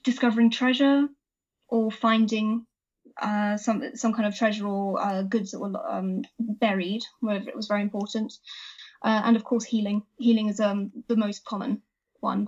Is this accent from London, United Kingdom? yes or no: no; Wiltshire, South West England, United Kingdom; I grew up in Wiltshire, which, as probably many people know, is a very wild and wacky place that has a lot of folklore attached to it.